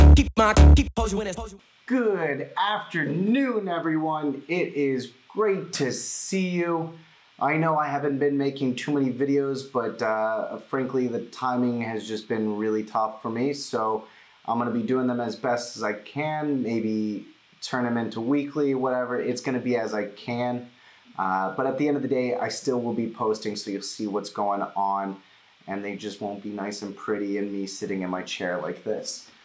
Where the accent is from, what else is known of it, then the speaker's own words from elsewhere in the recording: United States; I'm Jewish, uh, I'm American